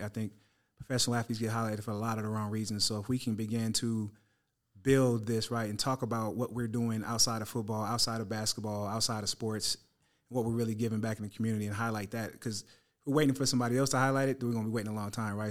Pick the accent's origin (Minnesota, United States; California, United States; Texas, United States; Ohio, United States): California, United States; San Francisco Bay Area; the Niners, uh, my hometown squad